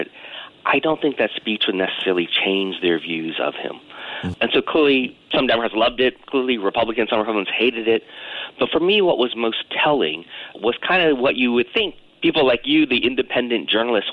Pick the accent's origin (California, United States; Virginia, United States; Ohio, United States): Virginia, United States; my home state of Virginia